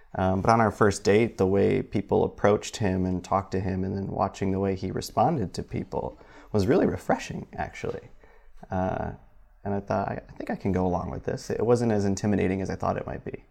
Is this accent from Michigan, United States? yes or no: yes; Michigan, United States; moved away as an adult; now in South Bend, United States; back home i-, in Michigan